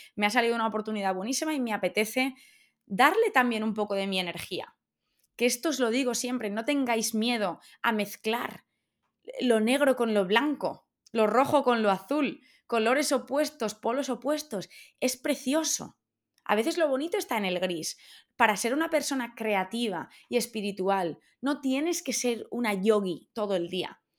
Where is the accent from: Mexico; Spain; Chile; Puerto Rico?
Spain; Valencia, Valencian Community; moved away as an adult; also born or lived in Australia; now in London, United Kingdom; yo soy de Valencia y vivimos en Londres. Y yo llevo muchos años fuera y me apetece volver a casa